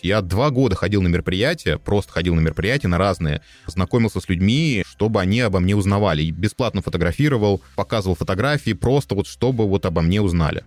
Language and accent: Russian; Russia; moved away as an adult; also born or lived in Moscow; now in Austria; я из России